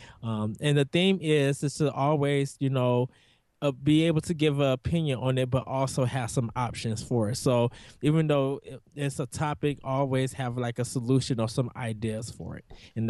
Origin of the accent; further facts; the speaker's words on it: North Chicago, Illinois, United States; I'm from North Chicago, Illinois.